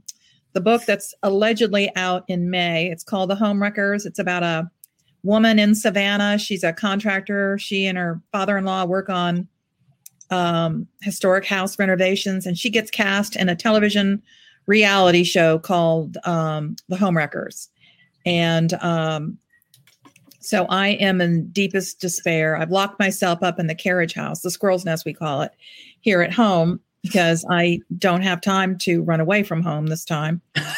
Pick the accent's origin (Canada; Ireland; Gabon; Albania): Ireland; You know, I'm Irish, and we're very superstitious people.